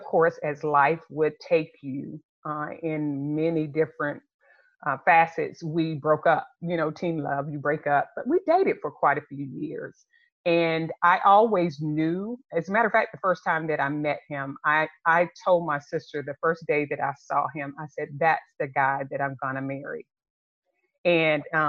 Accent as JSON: {"language": "English", "region": "Florida", "country": "United States", "tie": "born or raised there", "also_born_or_lived": "Europe", "moved": "as an adult", "said": "I grew up in Florida."}